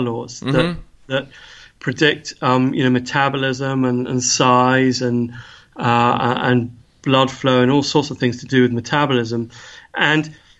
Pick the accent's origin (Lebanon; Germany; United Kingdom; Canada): United Kingdom; England; now in Edinburgh, United Kingdom; I come from England